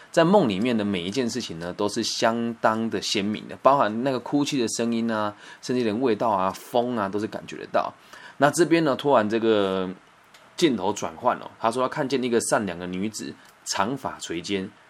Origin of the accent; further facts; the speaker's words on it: Puyan, Changhua County, Taiwan; moved away; 我的老家，在彰化浦盐一个小乡村里面